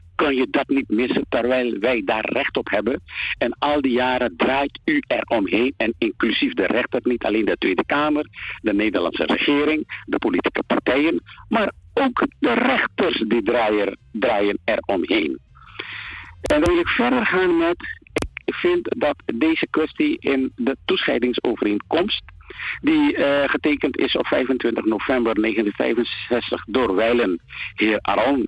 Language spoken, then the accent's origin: Dutch; Paramaribo, Paramaribo District, Suriname; moved away as an adult; now in Netherlands; Ik ben geboren en getogen in Paramaribo aan de Christoffel Kersenstraat nummer 51